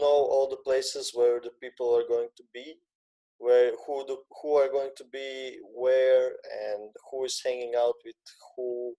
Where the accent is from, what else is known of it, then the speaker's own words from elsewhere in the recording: Zagreb, City of Zagreb, Croatia; I live in a small village, let's say, outside of the city. The city being Zagreb, it's the capital city of Croatia.